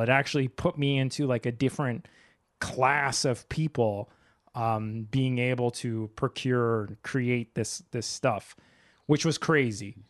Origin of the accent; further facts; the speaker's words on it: Canada; also born or lived in Japan; my own country.